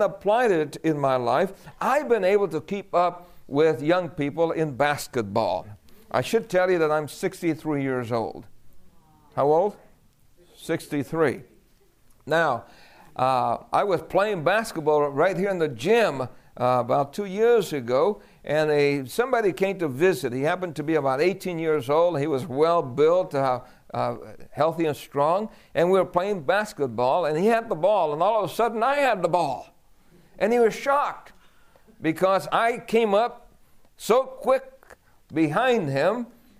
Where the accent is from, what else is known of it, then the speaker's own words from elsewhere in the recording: New York City, New York, United States; we grew up in New York City